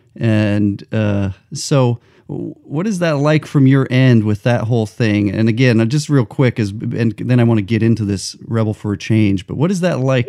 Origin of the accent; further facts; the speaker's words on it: New Mexico, United States; moved away; also born or lived in Los Angeles; I grew up in New Mexico